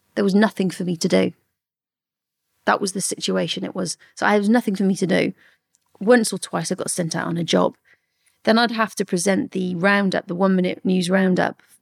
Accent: Newent, South West England, United Kingdom; I grew up in a place called Newant in the Forest of Dean in Gloucestershire

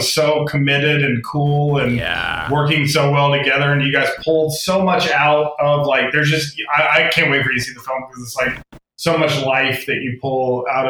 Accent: Atlanta, Georgia, United States; now in California, United States; I'm from Atlanta, Georgia, and live in California

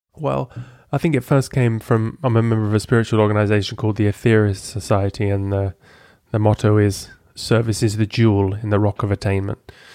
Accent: Lincoln, East Midlands, United Kingdom; moved away as an adult; also born or lived in Amsterdam; In England, Lincoln in England

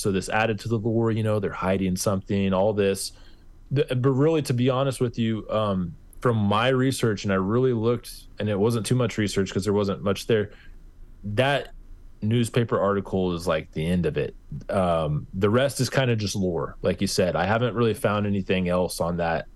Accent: Kansas, United States; I'm from Kansas, and we're pretty literal with our pronunciation

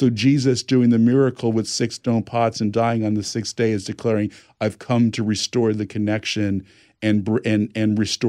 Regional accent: New Jersey, United States; now in California, United States; I'm from New Jersey. Live in California.

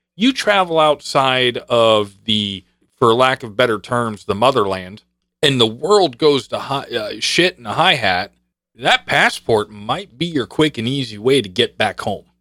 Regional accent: New York, United States; I was born in eighty. I don't have a birth certificate. In New York, they didn't issue birth certificates

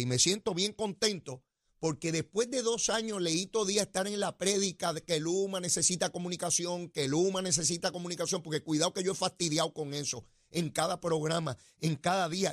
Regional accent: Puerto Rico

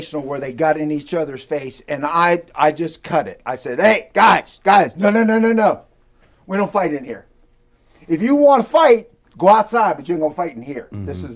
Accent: Wellsville, Ohio, United States; born or raised there; also born or lived in East Liverpool, Ohio

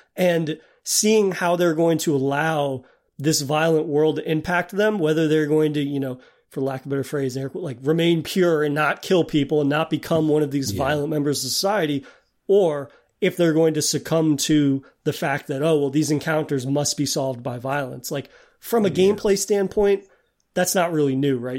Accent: New England, United States; as a bred New Englander

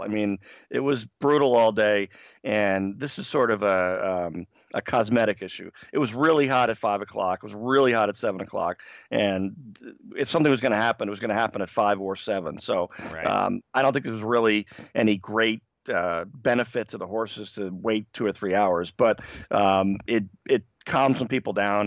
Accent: New York, United States; I grew up in New York in the 1970s

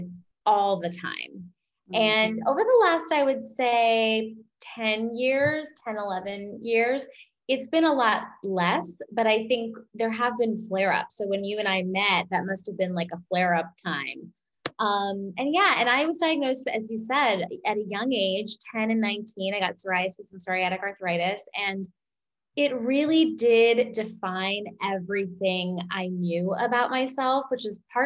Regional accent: New York, United States; I'm an Indian woman. I'm a New Yorker

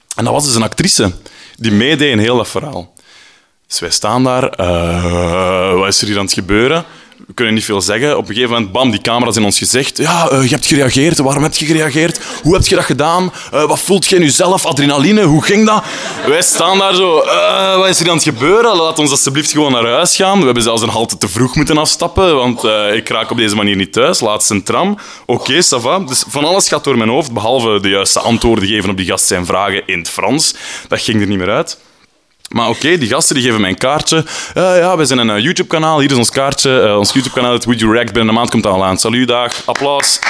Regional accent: Flanders, Belgium; now in Brussels, Belgium; Ik ben een Vlaming in Brussel

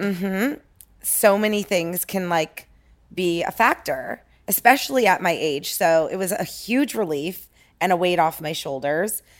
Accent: Toronto, Ontario, Canada; moved away as an adult; now in Los Angeles, United States; born and raised in Toronto

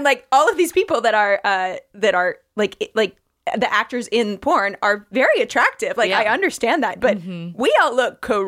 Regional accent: Midwest, United States; I am also from the Midwest.

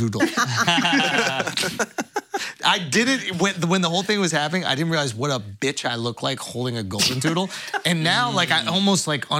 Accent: New York, United States; born or raised there

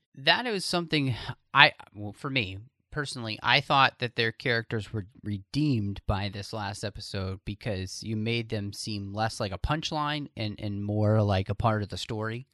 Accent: Texas, United States; I'm from Texas

